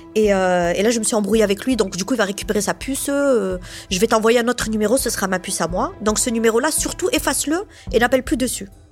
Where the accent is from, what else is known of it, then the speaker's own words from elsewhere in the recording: Montpellier, Occitania, France; je suis de Montpellier, donc je suis une vraie Montpelliéraine hein, depuis toujours